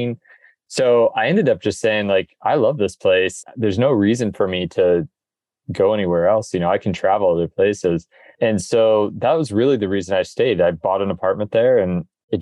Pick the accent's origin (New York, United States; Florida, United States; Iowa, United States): Iowa, United States; Des Moines; moved away as an adult; also born or lived in Sweden; now in Annapolis, United States; I'm from the sailing Mecca, Des Moines, Iowa, right in the middle of the country